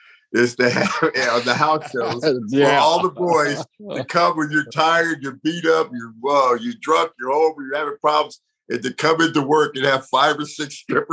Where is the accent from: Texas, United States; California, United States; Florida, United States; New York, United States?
California, United States; San Jose; San Jose, my hometown